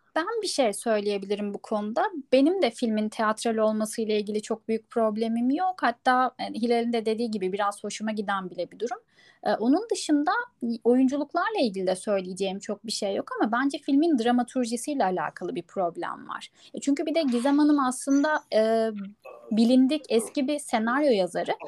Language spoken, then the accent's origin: Turkish; Adana, Turkey; moved away; Ben hakikaten bu festivalin içinde büyüdüm.